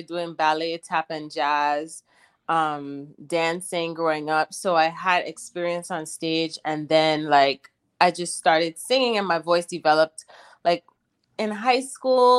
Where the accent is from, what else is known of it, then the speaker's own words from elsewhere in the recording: Charlotte Amalie, U.S. Virgin Islands; now in Los Angeles, United States; I'm from originally St. Thomas, U.S. Virgin Islands, but I currently live in Los Angeles